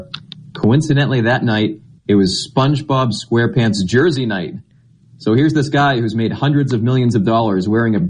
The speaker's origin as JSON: {"language": "English", "region": "Massachusetts", "country": "United States", "tie": "born or raised there", "said": "I grew up in Massachusetts"}